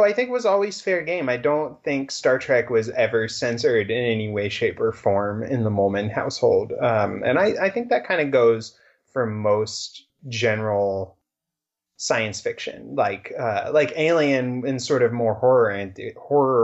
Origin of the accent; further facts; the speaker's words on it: Cincinnati, Ohio, United States; I grew up in Cincinnati